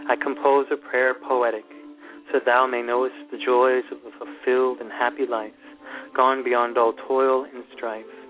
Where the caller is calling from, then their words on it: Thunder Bay, Ontario, Canada; Uh, I'm calling from Ontario in Canada.